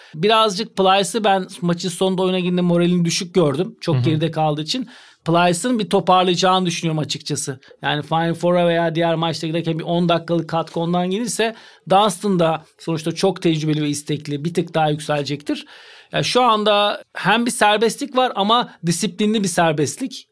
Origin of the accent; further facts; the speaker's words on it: Turkey; bir Türk olarak, Türk antrenör olarak